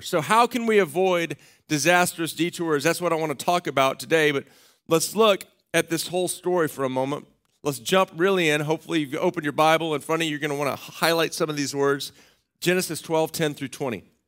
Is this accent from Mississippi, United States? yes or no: no; Austin, Texas, United States; I grew up in Austin, Texas